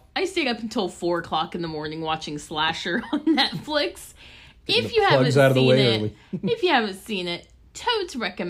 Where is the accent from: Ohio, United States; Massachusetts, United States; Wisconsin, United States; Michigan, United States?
Ohio, United States; I'm from Ohio.